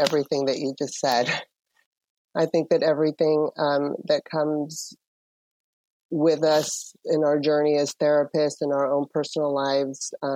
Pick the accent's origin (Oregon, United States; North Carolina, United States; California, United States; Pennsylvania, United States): California, United States; San Francisco; also born or lived in Panama; my family immigrated here when I was 7 to San Francisco.